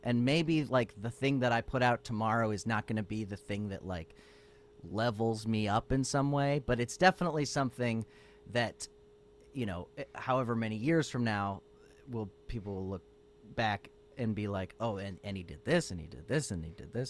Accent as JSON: {"language": "English", "country": "United States", "said": "as an American in Europe"}